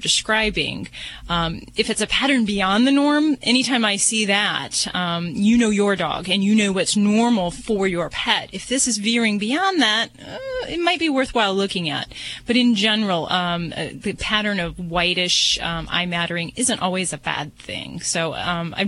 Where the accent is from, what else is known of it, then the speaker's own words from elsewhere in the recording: Hoosier, Indiana, United States; I'm a fellow Hi. Hoosier, too